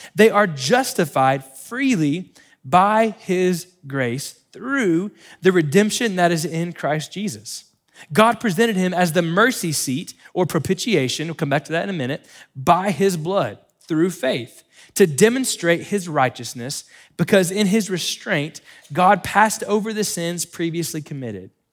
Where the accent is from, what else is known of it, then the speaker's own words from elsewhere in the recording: Florida, United States; we grew up in Florida